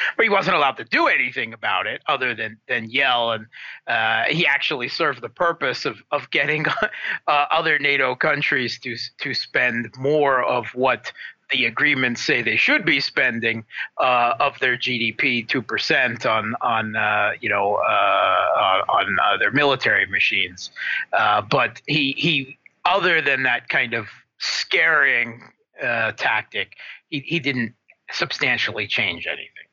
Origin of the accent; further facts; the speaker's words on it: United States; moved away as an adult; now in Moscow, Russia; I was born in the States and lived there most of my life until the last, you know, 10, 15 years